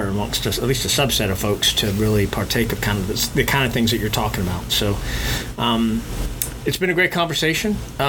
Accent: South Texas, United States; I'm a redneck from South Texas.

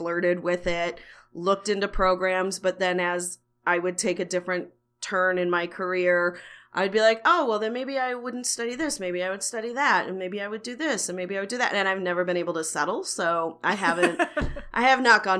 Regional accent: outside of Chicago, Illinois, United States; moved away as an adult; also born or lived in Los Angeles; I grew up outside of Chicago

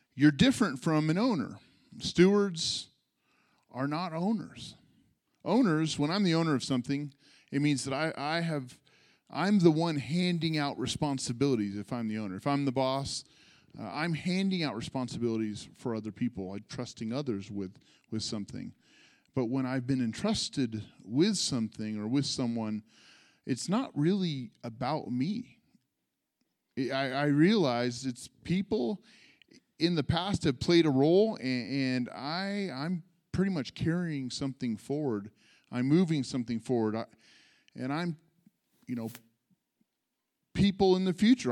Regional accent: California, United States; also born or lived in San Jose / Sonoma; I'm a California native. I'm a California kid. I was born in San Jose.

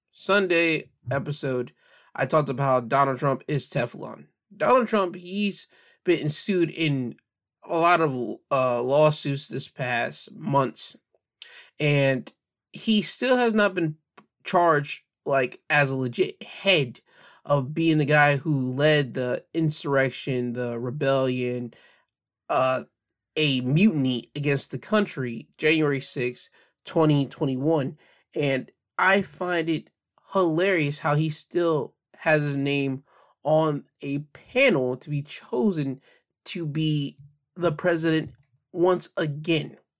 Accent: United States; I'm cool with being an American

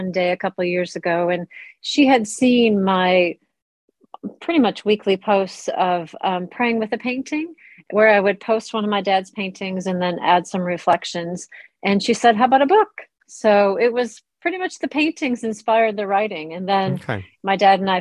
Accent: United States; moved away as an adult; also born or lived in North London; now in London, United Kingdom; you can hear from my accent that I am not British. I am American. I've been here for over 2 decades

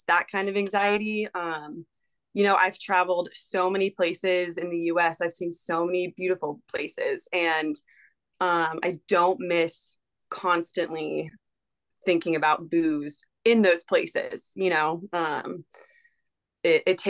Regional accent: Charlotte, North Carolina, United States; moved away as an adult; also born or lived in Glacier National Park, Montana; now in Birmingham, United States; growing up in Charlotte, just, I don't live there anymore

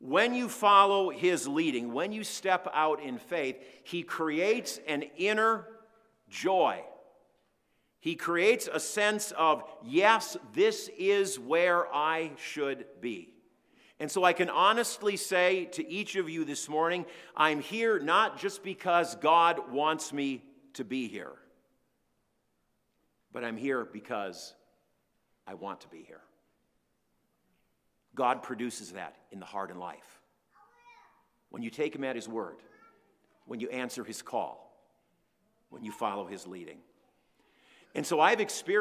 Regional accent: Minneapolis, Minnesota, United States; moved away as an adult; now in North Dakota, United States; I grew up in the Twin Cities in a major metro area

